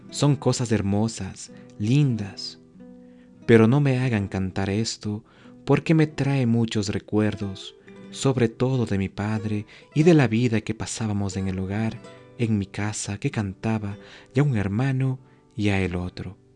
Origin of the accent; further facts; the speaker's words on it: Otavalo, Imbabura, Ecuador; aprendí de todos ellos a cantar y ejecutar la música ecuatoriana que se regaba por todos los ámbitos de mi tierra, de mi linda ciudad, que es Otavalo.